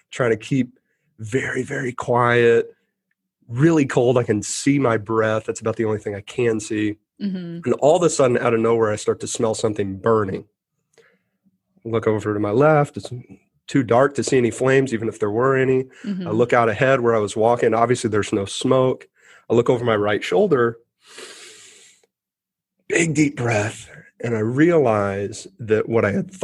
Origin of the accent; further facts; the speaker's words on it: Texas, United States; we're from Texas